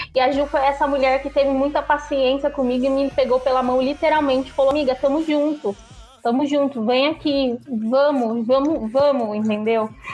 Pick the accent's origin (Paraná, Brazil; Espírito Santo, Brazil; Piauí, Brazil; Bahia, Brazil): Bahia, Brazil; eu sou nordestina, né? Eu sou baiana.